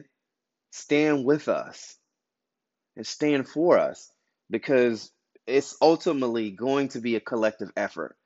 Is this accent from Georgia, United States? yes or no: yes; Albany, Georgia, United States; I'm from Albany, Georgia.